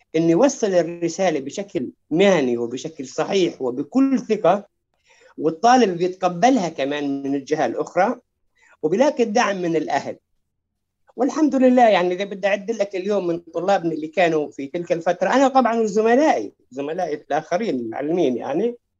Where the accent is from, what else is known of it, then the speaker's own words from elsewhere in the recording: Lakiya, Southern District, Israel; في قريتنا في اللقيه